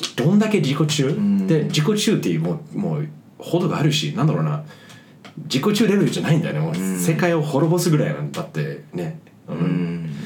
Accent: United States; now in Japan; でもまあ日本には住んではいるもののアメリカ人って俺まだあの、まあ帰化するつもりはないし

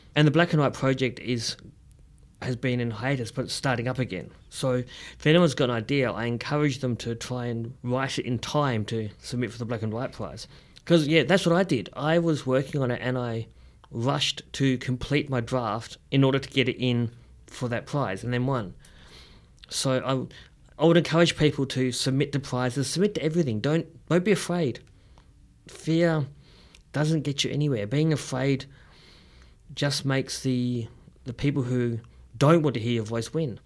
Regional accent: Perth, Western Australia, Australia; moved away as an adult; also born or lived in Melbourne; I grew up in Perth, which is, well, as you know

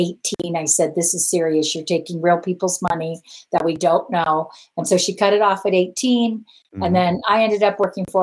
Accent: Los Angeles, California, United States; moved away as an adult; also born or lived in Cedar City, Utah; now in Utah, United States; I'm from Los Angeles

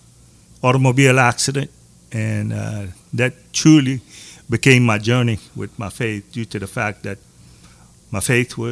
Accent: Maurice, Louisiana, United States; Born and raised in Maurice, Louisiana.

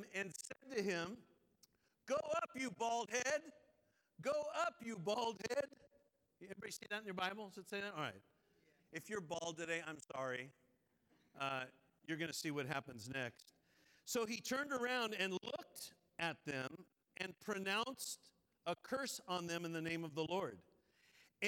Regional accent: Rosemead, California, United States; also born or lived in Eugene, Oregon / Duarte, California; I was born in Eugene, Oregon, but we moved when I was three. And so I grew up at Rosemead and Duarte in San Gabriel

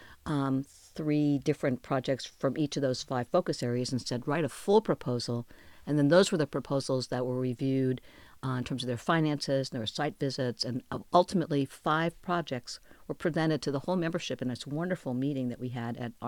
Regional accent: New York, United States; moved away as an adult; also born or lived in Texas / Austin, Texas; I'm a New Yorker

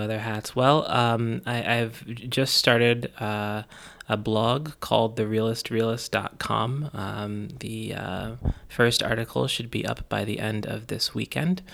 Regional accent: Buffalo, New York, United States; I was born on Northumberland Avenue, and that I was raised in University Heights

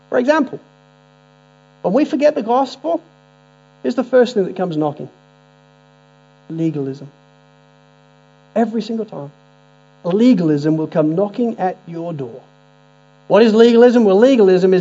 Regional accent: Spalding, East Midlands, United Kingdom; growing up in Spalding in Lincolnshire

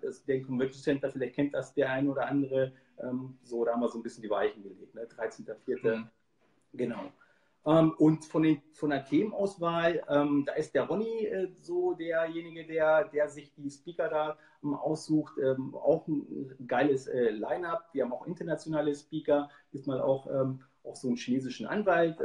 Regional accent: Hanover, Hildesheim region, Lower Saxony, Germany; ich komme ja aus der Region Hannover, Hildesheim

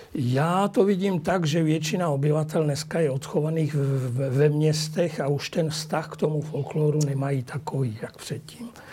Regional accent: Czechia; now in Bratislava, Slovakia; mé rodině na Moravu a do Čech

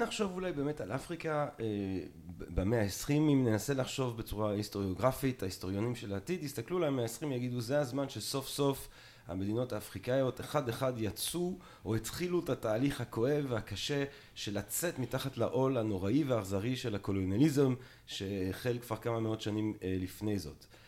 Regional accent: Belgium; אני נולדתי בבלגיה

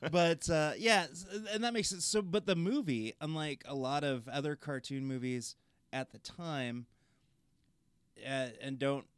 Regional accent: Nebraska, United States; also born or lived in Crete, Nebraska / Hyannis, Nebraska; my family kind of uprooted. We moved from Crete, Nebraska to Hyannis, Nebraska in the late 80s

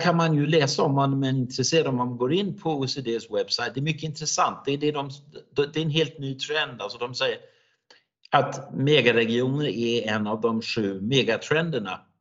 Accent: Denmark; Swedish is a second language; jag är ju helt dansk, alltså jag är en dansk person som, som då pratar svenska

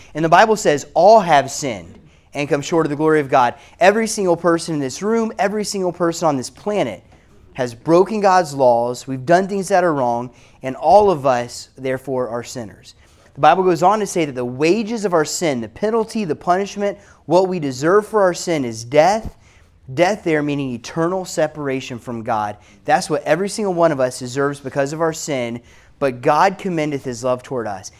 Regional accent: South Carolina, United States; i am from South Carolina

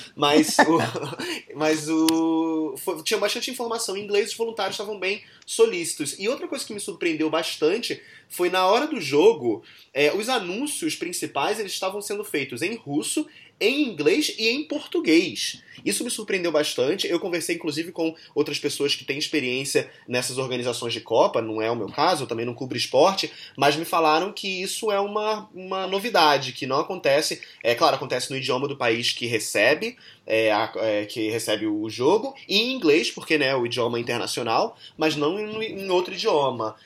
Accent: Brazil; sendo brasileiro

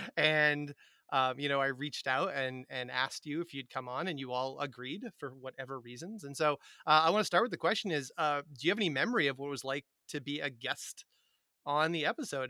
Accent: Massachusetts, United States; middle class white boy from Massachusetts

